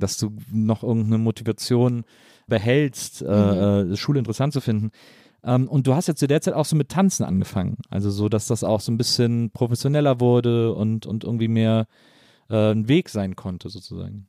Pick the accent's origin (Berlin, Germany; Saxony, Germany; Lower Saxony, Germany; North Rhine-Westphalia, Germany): North Rhine-Westphalia, Germany; Wesseling; ich komme ja aus Wesseling